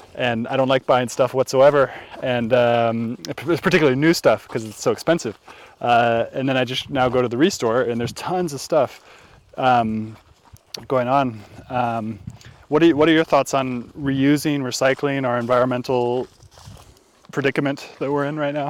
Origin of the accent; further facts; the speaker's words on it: California, United States; I grew up in California